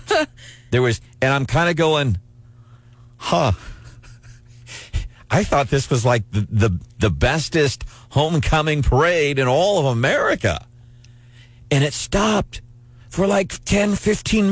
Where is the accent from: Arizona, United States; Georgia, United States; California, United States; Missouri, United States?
Missouri, United States; moved away; I grew up in Missouri, was gone for a lot of years